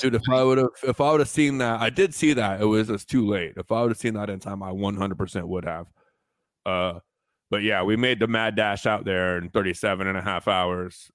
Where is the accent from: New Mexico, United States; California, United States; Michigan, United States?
New Mexico, United States; moved away as an adult; I was from New Mexico